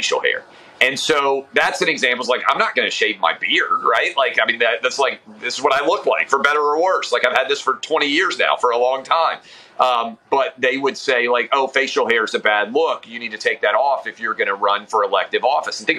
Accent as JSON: {"language": "English", "region": "the South", "country": "United States", "tie": "born or raised there", "said": "I grew up in the South"}